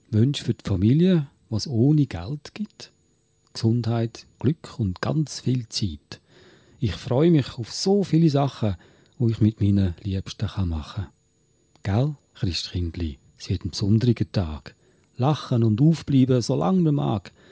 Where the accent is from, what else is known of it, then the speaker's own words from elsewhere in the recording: Switzerland; accent: Swiss German; first language Swiss German; Das war jetzt Schweizerdeutsch. Das ist meine Muttersprache.